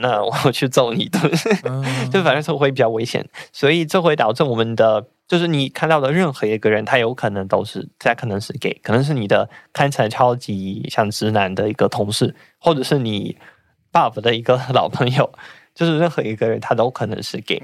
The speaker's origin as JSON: {"language": "Chinese", "country": "Russia", "tie": "born or raised there", "second_language": "Chinese", "moved": "as an adult", "lives_now": "Taiwan", "said": "我老家一个小镇，然后我们那边是有几个人被，就是，应该是有十几个人被，就是被征召去那边"}